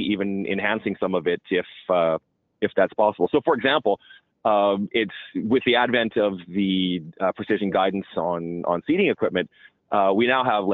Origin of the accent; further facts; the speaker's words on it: Alberta, Canada; I'm from, you know, oil-rich Alberta